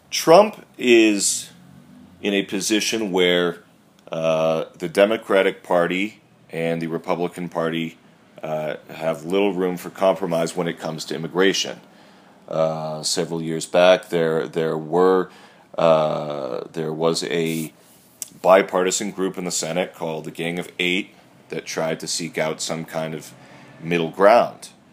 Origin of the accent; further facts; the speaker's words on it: Massachusetts, United States; my home state of Massachusetts